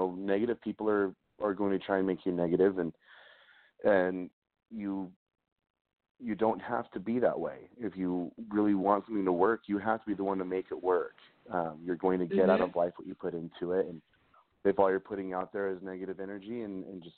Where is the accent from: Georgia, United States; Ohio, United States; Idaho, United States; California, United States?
Idaho, United States; McCammon; now in Salt Lake City, United States; I actually grew up in a really, really small town in Idaho called McCammon.